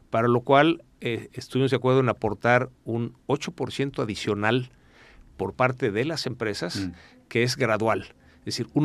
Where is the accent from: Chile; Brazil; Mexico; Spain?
Brazil; moved away; Sí, yo soy brasileño.